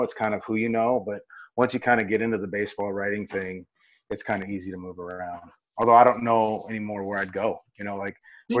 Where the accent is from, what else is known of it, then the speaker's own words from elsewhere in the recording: Havre, Montana, United States; moved away as an adult; now in Seattle, United States; I went to a year at MSU Northern in my hometown.